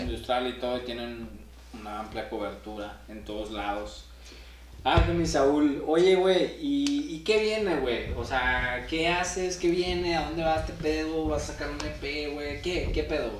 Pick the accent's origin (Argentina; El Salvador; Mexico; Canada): Mexico; Torreón, Coahuila; now in Saltillo, Mexico; yo, vengo de Torreón